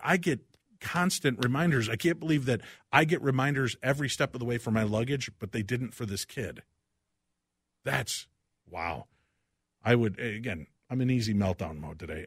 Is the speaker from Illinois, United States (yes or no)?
yes; Chicago, Illinois, United States; growing up in the Chicagoland area, the seventies and eighties